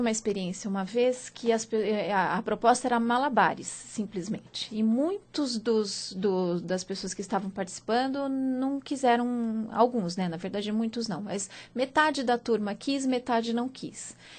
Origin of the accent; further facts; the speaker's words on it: interior of São Paulo, Brazil; now in São Paulo, Brazil; eu sou do interior de São Paulo